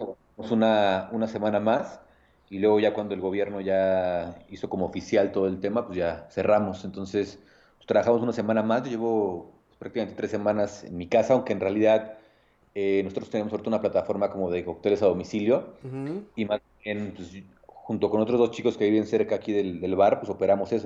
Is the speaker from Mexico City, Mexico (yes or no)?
no; Nezahualcóyotl, State of Mexico, Mexico; soy de Nesa, orgullosamente, orgullosamente nesatlense